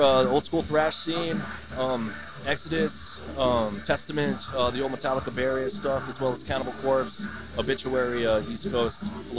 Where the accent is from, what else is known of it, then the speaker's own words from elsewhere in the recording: Guam; moved away as an adult; also born or lived in Dallas-Fort Worth area, Texas; now in Dallas-Fort Worth, United States; Oh, yeah, I was born and raised on Guam. That's where I picked up my metal roots from. Moved out when I was 21. Yes, I've lived here 11 years.